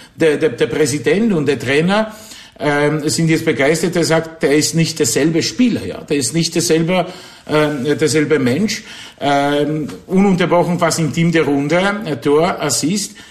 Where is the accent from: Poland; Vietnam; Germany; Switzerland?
Poland; near Wrocław, Lower Silesian Voivodeship; German is a second language; moved away as an adult; also born or lived in Kraków, Poland; now in Austria; Geboren bin ich in Niederschlesien, also in, in Polen, das neben Breslau